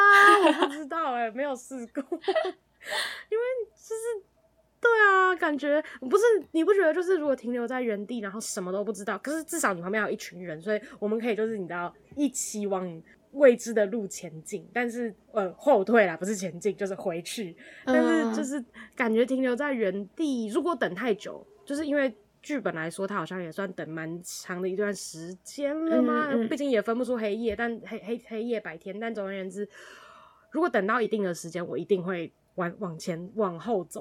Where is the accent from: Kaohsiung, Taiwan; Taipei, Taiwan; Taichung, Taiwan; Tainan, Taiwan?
Taichung, Taiwan; 啊，我是台中人。